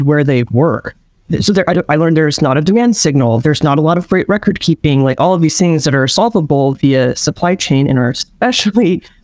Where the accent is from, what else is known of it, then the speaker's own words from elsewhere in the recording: Seattle, Washington, United States; I'm from Seattle, Washington, which is where I'm at right now